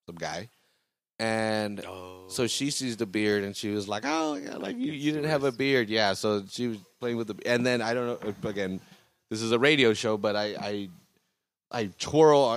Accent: California, United States; I'm from California

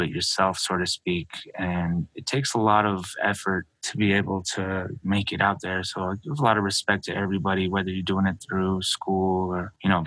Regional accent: Albuquerque, New Mexico, United States; also born or lived in Navajo Nation reservation, New Mexico; I was born and raised in Albuquerque, New Mexico. Then I moved to the reservation at a young age

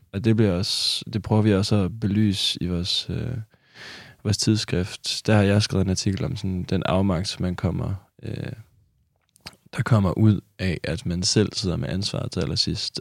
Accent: Kolding, Southern Denmark, Denmark; jeg er fra Kolding

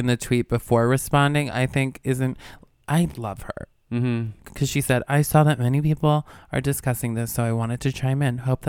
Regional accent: New York, United States; I grew up in the state of New York.

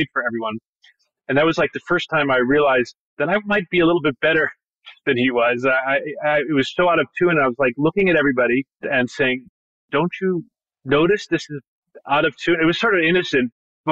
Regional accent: Bloomington, Indiana, United States; I grew up there. I was born the year that they arrived in Indiana. So I'm really from Indiana

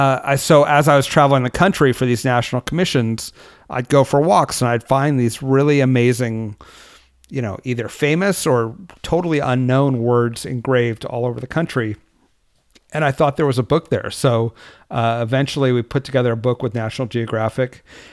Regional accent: California, United States; now in Washington, D.C., United States; And because I was from California, it was often too hot or too cold or just not fun to run.

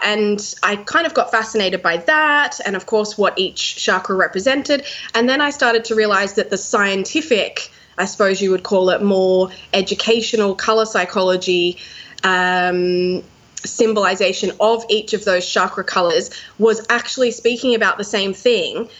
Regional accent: Sydney, New South Wales, Australia; Sydney, my hometown

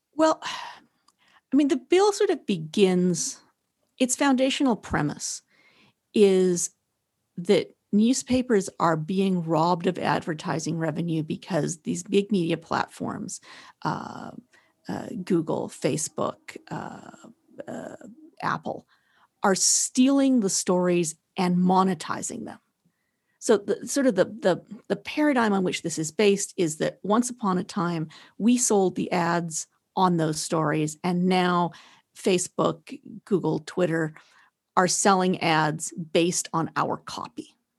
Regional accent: the West, Western Canada, Canada; I'm from the West

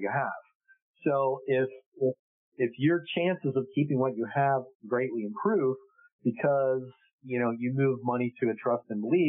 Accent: United States; we're American

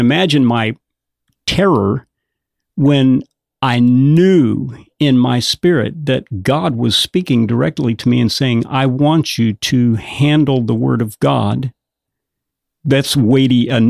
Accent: Sulphur, Louisiana, United States; moved away; also born or lived in Bangor, Maine; I was raised in Lake Charles area, Sulphur, Louisiana.

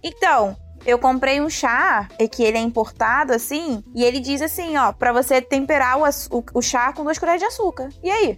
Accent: Rio de Janeiro, Brazil; como cariocas e do Rio de Janeiro

